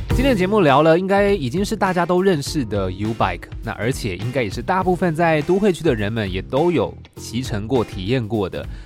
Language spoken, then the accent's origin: Chinese; Taichung, central Taiwan, Taiwan; moved away as an adult; also born or lived in Taipei; 其实我是中部人